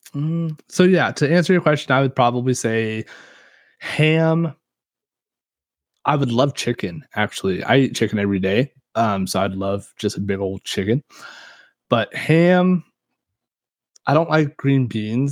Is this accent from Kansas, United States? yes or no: yes; Kansas, United States; we're from Kansas and we know how to grow some corn